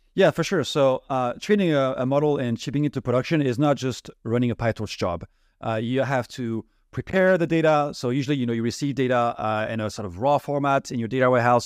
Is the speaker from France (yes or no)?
yes; France; English is a second language; moved away as an adult; now in United States; I'm originally from France, as you may be, be able to hear from my accent.